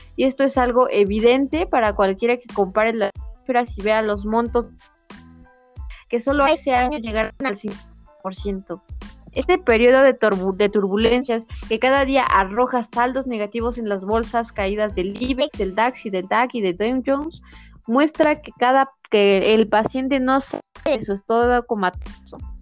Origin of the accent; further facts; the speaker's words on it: Mexico; aunque es mexicano somos nosotros